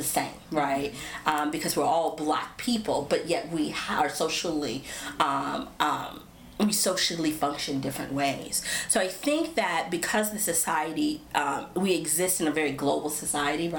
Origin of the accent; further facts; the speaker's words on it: United States; being American